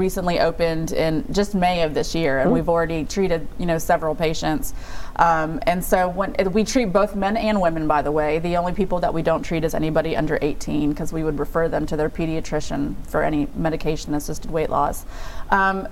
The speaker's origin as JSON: {"language": "English", "country": "United States", "said": "I'm an American woman"}